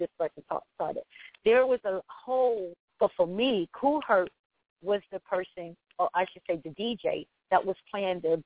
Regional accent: New York City, New York, United States; I am originally from the South Bronx

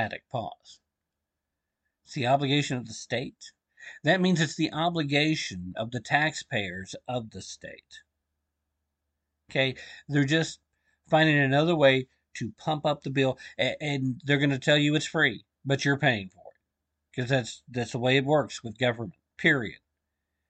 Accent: Tennessee, United States; I'm from Tennessee.

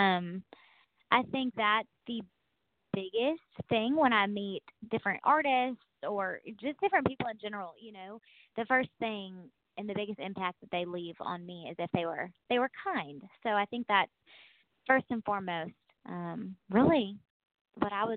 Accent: Leiper's Fork, Tennessee, United States; I grew up in Leaper's Fork

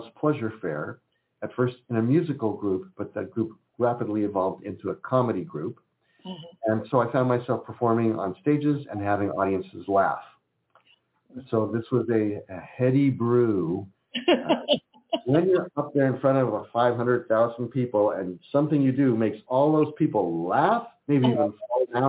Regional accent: California, United States; also born or lived in Philadelphia, Pennsylvania; I'm a California boy who happened to be born in Pennsylvania

